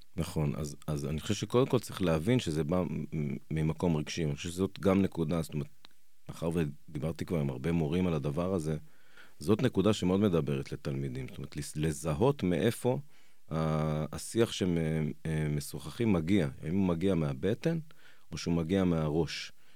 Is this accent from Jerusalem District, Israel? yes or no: yes; Jerusalem, Jerusalem District, Israel; אני ירושלמי, יש לי חמישה ילדים